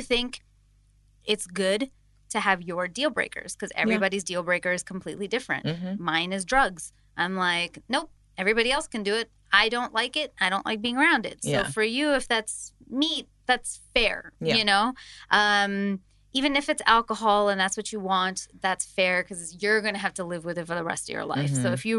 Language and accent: English; India; I think I sort of understand Rena's background in being an Indian. Like in our communities, there are some specific communities that are strictly vegetarian